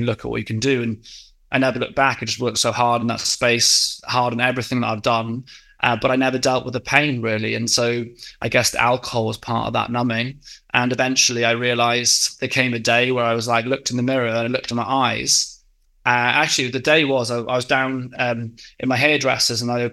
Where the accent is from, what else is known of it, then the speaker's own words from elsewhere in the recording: West Wales, United Kingdom; moved away as an adult; also born or lived in Exeter; now in London, United Kingdom; I grew up in West Wales